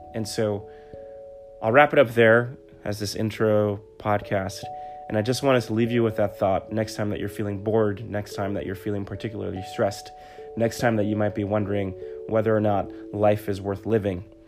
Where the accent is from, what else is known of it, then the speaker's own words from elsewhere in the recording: New York City, New York, United States; I was born and raised in the Bronx, New York, and raised by a single mother